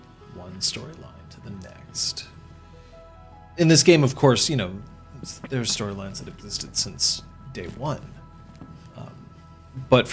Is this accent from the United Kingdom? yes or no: no; Canada; I'm Canadian